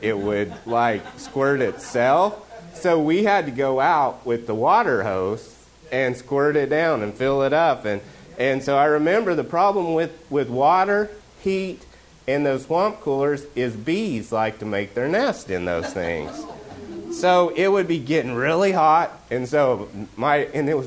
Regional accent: Oklahoma, United States; moved away; I'm from Oklahoma.

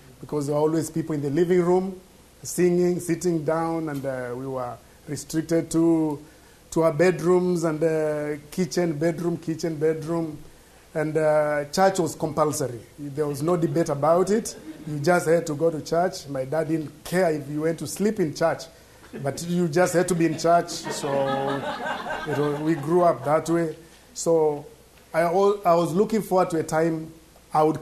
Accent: Kenya; moved away; I was born in Africa, a country called Kenya that is in East Africa

